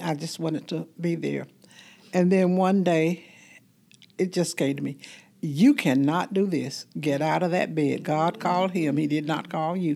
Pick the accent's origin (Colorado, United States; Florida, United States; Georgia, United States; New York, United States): Georgia, United States; Fort Valley; I'm from Fort Valley, Georgia